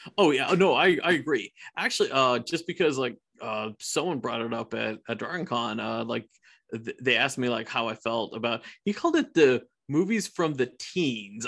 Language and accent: English; Iran; now in United States; my home country, I, Iran